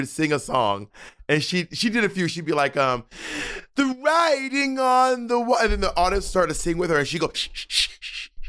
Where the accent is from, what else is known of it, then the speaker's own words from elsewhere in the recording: the American South, United States; as a Southerner